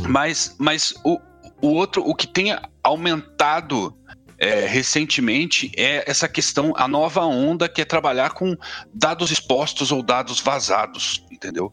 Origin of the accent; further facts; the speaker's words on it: São Paulo, Brazil; eu venho de periferia de São Paulo